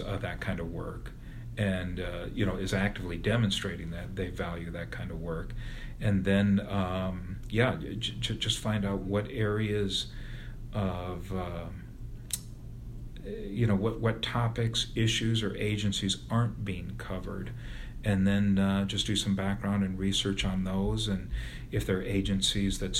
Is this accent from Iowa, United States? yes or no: yes; Bettendorf, Iowa, United States; now in Des Moines, United States; got a job as a reporter at my hometown paper, the Bettendorf News